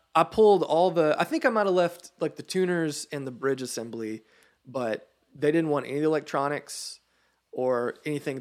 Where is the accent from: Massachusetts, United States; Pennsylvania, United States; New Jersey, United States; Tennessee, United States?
Tennessee, United States; Sparta; Middle Tennessee